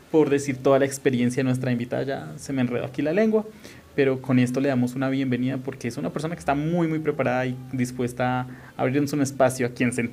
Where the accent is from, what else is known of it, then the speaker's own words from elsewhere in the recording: Colombia; Y más si somos colombianos.